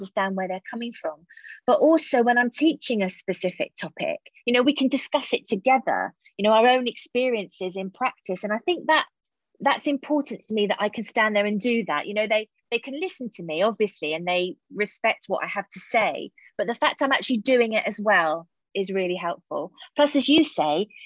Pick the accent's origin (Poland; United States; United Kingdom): United Kingdom; Hayling Island, South East England; It was such a fantastic place to grow up